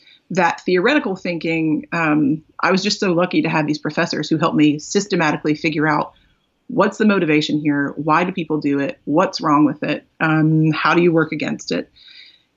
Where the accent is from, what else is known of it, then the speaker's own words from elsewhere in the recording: South Carolina, United States; I grew up in the American South in South Carolina.